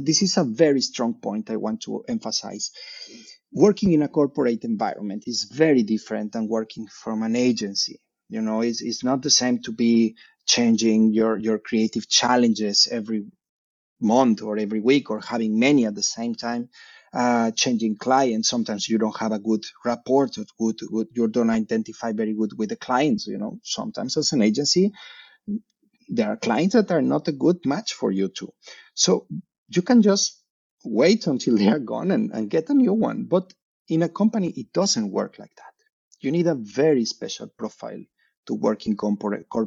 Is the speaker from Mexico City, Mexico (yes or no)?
yes; Mexico City, Mexico; moved away as an adult; now in Navi Mumbai, India; I come from Mexico City.